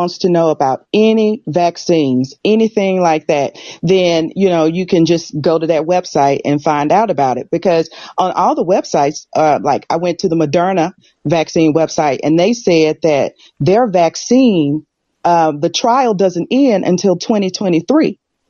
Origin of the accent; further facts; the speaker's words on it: United States; accent: American; now in United Kingdom; I'm American, but I live in the UK.